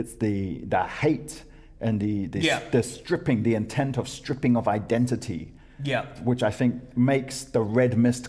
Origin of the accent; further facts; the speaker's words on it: New Zealand; Yeah, I'm from New Zealand.